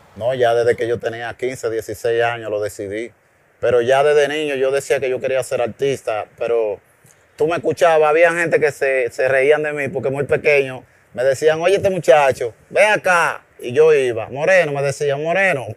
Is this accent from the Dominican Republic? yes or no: yes; Santo Domingo, Distrito Nacional, Dominican Republic; also born or lived in Bonao; me fui a la edad de tres años, me trajeron a la capital.